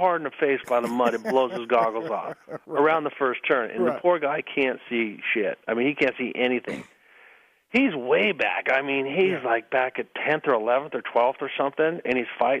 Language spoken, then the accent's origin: English; El Cajon, California, United States; But anyways, so I come from El Cajon. He comes from Mission Viejo. We meet down by Carlsbad.